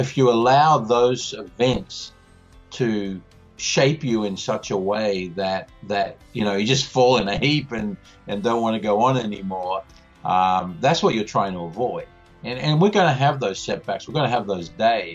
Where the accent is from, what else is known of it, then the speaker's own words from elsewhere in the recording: Australia; now in Indianapolis, United States; I am actually more American than I am Australian now, because I've been in this country longer than I was in my own growing up.